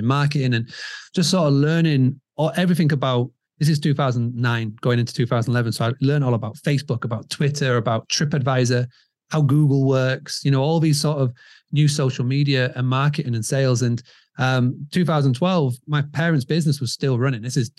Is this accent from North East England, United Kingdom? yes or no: no; Scarborough, Yorkshire and the Humber, United Kingdom; So as you can tell from the accent, I'm from over the pond. I'm from England, from a little town called Scarborough in the northeast of England.